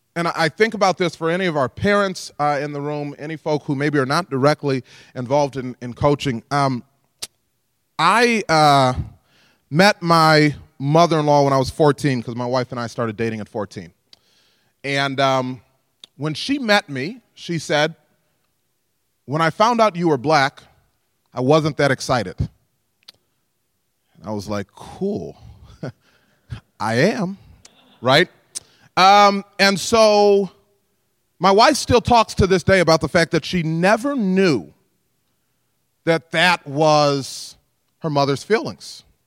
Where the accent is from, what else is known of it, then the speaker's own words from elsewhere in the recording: DeKalb, Illinois, United States; I'm from DeKalb, where we're fortunate we can reach right out to N I U